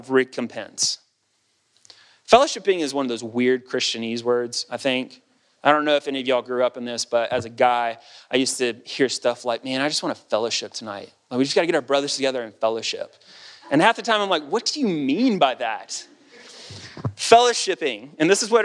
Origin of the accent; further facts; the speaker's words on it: United States; As an American